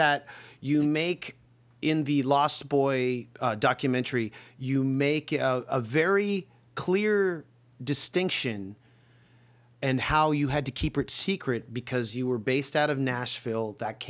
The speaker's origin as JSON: {"language": "English", "town": "Toronto", "region": "Ontario", "country": "Canada", "tie": "born or raised there", "said": "growing up in Toronto"}